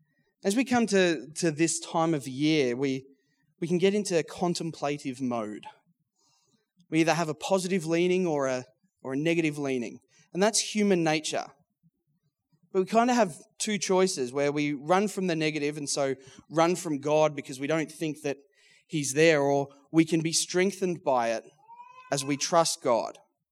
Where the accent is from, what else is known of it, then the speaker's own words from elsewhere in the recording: Geelong, Victoria, Australia; now in Melbourne, Australia; I was born in Geelong, grew up in Geelong, loved my footy, so it was essentially the dream job for a Geelong boy.